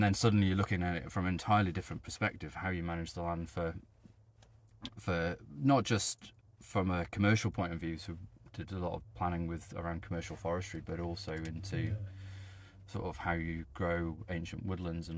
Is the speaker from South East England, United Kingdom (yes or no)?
no; Dolgellau, Wales, United Kingdom; I grew up in Dolgellau